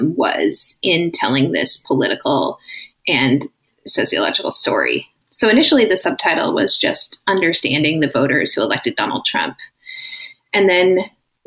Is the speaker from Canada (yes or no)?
no; Minneapolis, Minnesota, United States; also born or lived in Orange County, California; I moved back to my hometown of Minneapolis in 2017